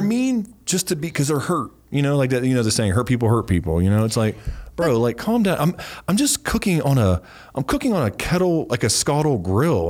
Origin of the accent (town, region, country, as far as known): Ohio Valley, United States; born or raised there; moved away